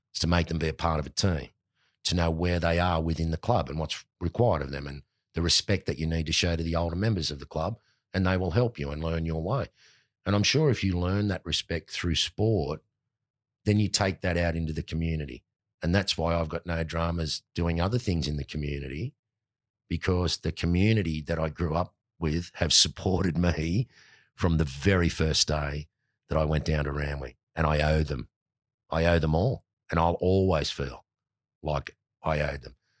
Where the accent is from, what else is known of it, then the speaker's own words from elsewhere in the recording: Sydney, New South Wales, Australia; I'm a Marubra boy